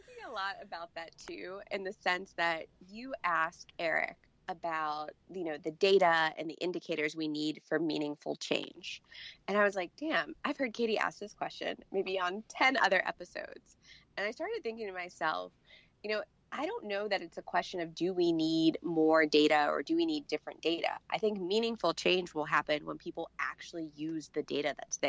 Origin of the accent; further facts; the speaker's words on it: Pennsylvania, United States; I'm from Pennsylvania.